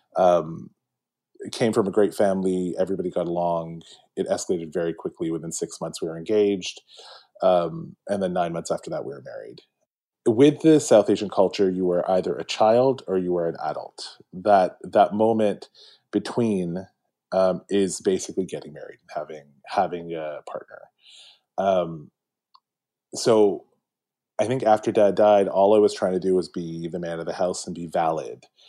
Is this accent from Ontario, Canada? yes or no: yes; Mississauga, Ontario, Canada; I grew up in Malton, so right by the airport, uh, right by Pearson